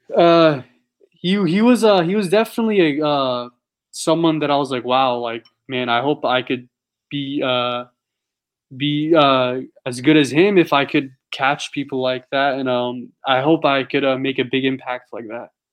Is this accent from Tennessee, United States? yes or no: no; San Diego, California, United States; I'm from San Diego